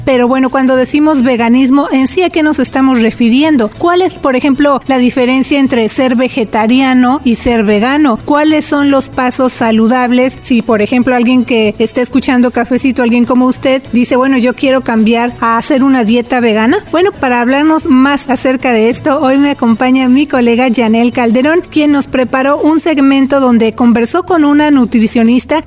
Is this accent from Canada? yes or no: no; Mexico; now in Nevada, United States; allá en México, de donde yo soy